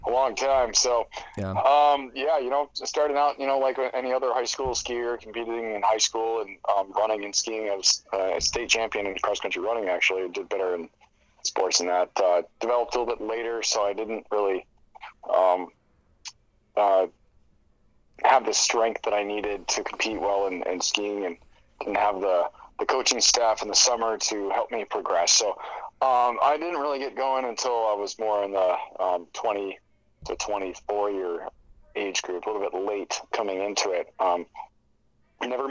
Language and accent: English; Soldotna, Alaska, United States; moved away as an adult; also born or lived in Michigan; now in Alaska, United States; going down to the Kenai Peninsula to my hometown